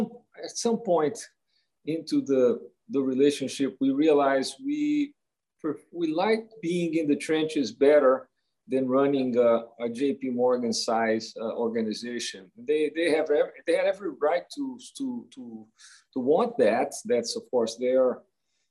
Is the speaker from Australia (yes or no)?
no; Rio de Janeiro, Brazil; I grew up in Rio de Janeiro, Brazil